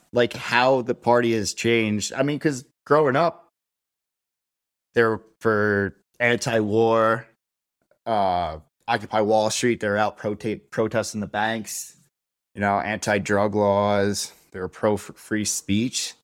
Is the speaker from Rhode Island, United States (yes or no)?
no; Cold Spring, New York, United States; moved away as an adult; now in Denver, United States; The town I was born and raised in was called Cold Spring.